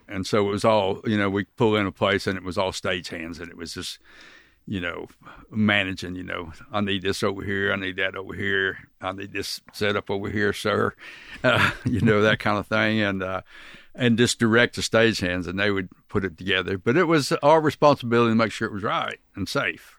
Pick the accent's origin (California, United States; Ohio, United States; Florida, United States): Florida, United States; Cocoa Beach; also born or lived in Oklahoma; I grew up in Cocoa Beach